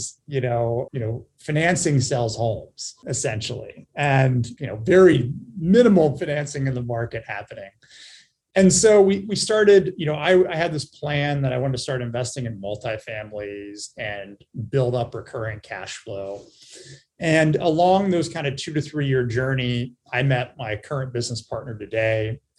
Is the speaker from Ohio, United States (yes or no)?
yes; Cincinnati, Ohio, United States; I was born and raised in Cincinnati, Ohio